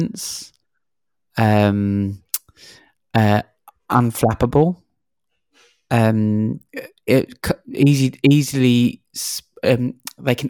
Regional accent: London, United Kingdom; moved away as an adult; now in Sydney, Australia; I'm originally from London, and I moved here 10 years ago to Sydney

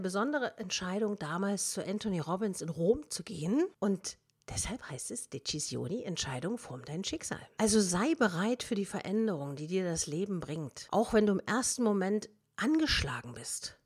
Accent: Germany; wir sind Deutsche

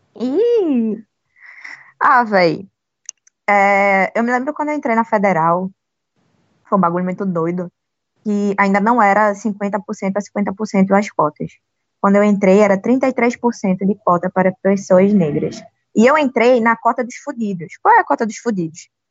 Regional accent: Northeast Region, Brazil; além de negra, além de pobre, eu ainda por cima sou nordestina.

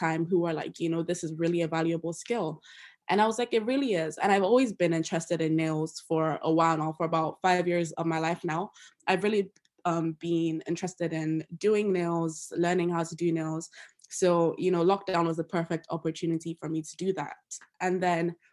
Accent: Nigeria; moved away as an adult; now in Loughborough, United Kingdom; I'm also Nigerian. Yes, I'm an international student who's just in the UK for school

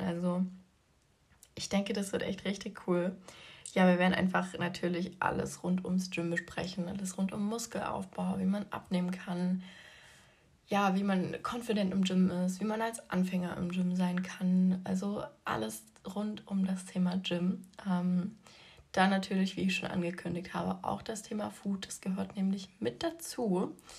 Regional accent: Leipzig, Saxony, Germany; Ich komme aus Leipzig

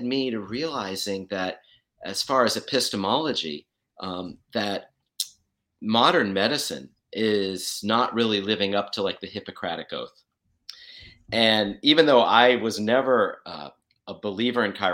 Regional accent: outside of New York City, United States; moved away; also born or lived in Western Australia; I grew up outside of New York City

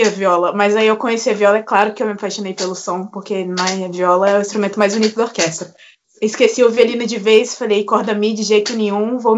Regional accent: Barra Mansa, Rio de Janeiro, Brazil; Eu sou de Barra Mansa, né, do interior do Rio de Janeiro

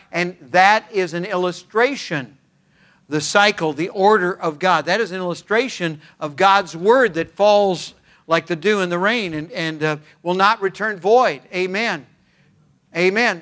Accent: California, United States; I was born and raised in California

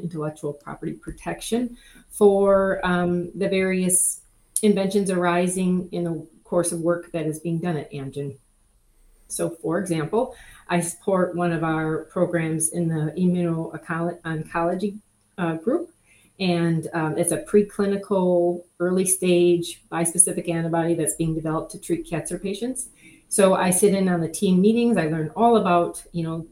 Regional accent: Wisconsin, United States; moved away as an adult; also born or lived in Florida; I'm from Wisconsin

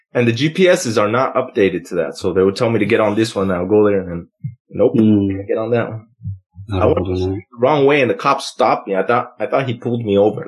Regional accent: United States; I'm American

